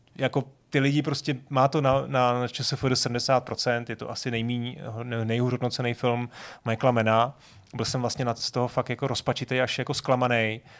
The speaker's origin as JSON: {"language": "Czech", "region": "Prague", "country": "Czechia", "said": "já jsem z Vršovic"}